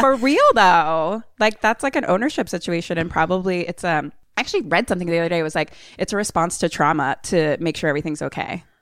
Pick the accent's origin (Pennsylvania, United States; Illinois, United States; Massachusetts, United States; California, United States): Pennsylvania, United States; Philadelphia; accent: Philly